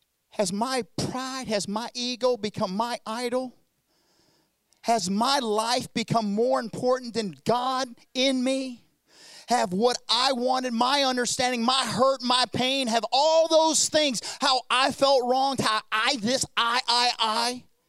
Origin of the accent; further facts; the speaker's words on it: South Korea; accent: southern; Those that don't know, I know my southern accent. You're thinking, what's he talking about? I'm from South Korea.